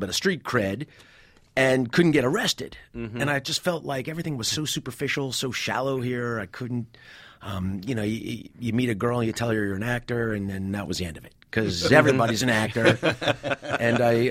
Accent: New Jersey, United States; moved away; I grew up in New Jersey

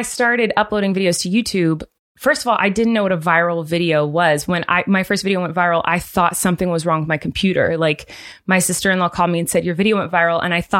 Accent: Santa Barbara, California, United States; No, I grew up in Santa Barbara, California.

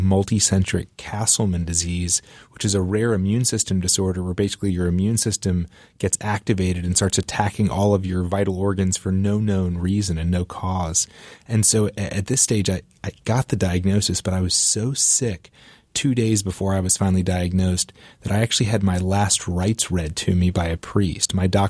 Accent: Raleigh, North Carolina, United States; So I grew up in Raleigh, North Carolina, and playing football, and my dream of playing college football was really all I could think about growing up.

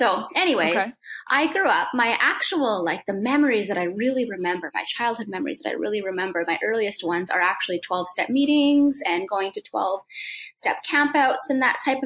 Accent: the Prairies, Canada; also born or lived in Whitehorse, Yukon; I was born in Whitehorse, Yukon. Yeah. And then I actually grew up in the prairies

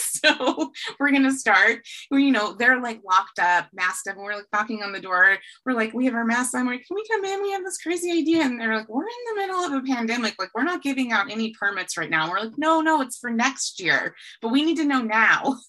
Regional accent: Whitefish, Montana, United States; moved away as an adult; also born or lived in California; I grew up in Whitefish, Montana. I was born and raised here.

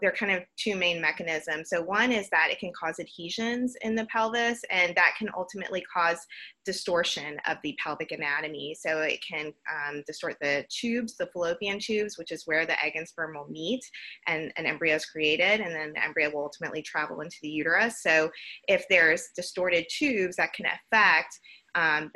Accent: Georgia, United States; now in Houston, United States; I'm originally from Georgia

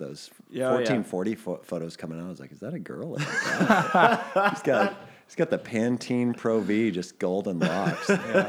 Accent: Midwest, United States; growing up in the Midwest

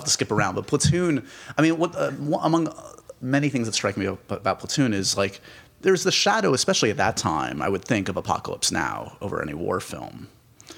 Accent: New York, United States; I grew up in New York

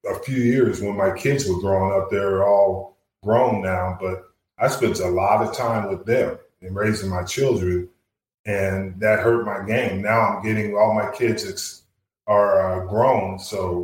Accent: Jersey Shore, New Jersey, United States; moved away; I grew up in Central Jersey on

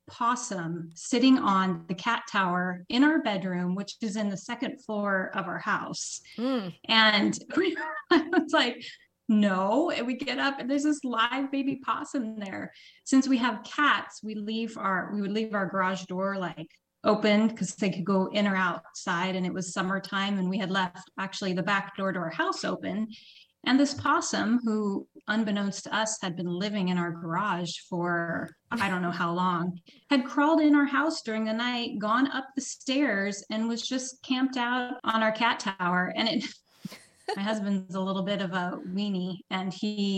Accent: Portland, Oregon, United States; moved away as an adult; now in Vicenza, Italy; I'm from Portland, Oregon

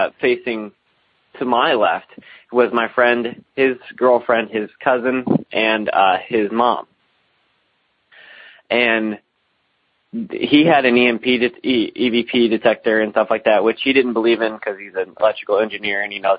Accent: Alton, Illinois, United States; I'm from the Alton area of Illinois, which is one of the more haunted places in the United States

